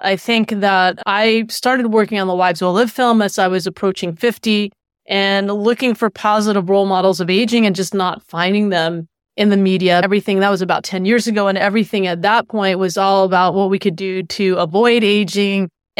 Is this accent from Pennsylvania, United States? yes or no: yes; Philadelphia, Pennsylvania, United States; also born or lived in Florida; I was born in Philadelphia and lived there for many years, and then moved to Florida, and was lucky enough actually to live with my grandparents